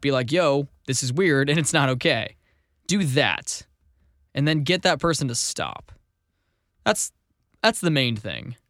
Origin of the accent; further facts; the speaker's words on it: Missouri, United States; I'm from Missouri.